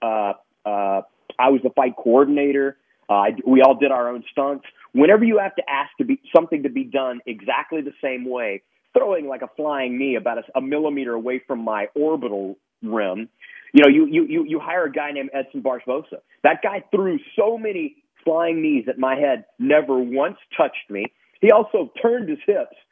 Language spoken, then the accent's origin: English; Lake Charles, Louisiana, United States; I was born in Lake Charles, Louisiana